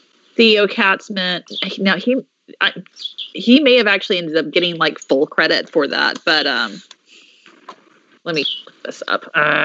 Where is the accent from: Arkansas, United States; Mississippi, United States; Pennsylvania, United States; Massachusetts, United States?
Mississippi, United States; born or raised there